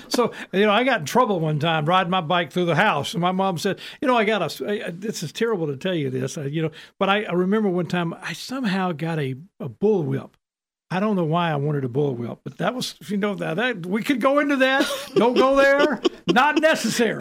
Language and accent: English; Houston, Mississippi, United States; also born or lived in Jackson, Mississippi; I'm from Houston, Mississippi originally, and it was a small town. And, you know, now, when we were little kids, we lived in Jackson